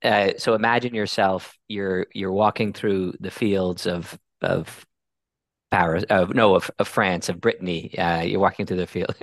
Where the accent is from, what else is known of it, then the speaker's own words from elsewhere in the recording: Sweden; English is a second language; I'm originally from Sweden, and I've traveled the world with pharmaceutical companies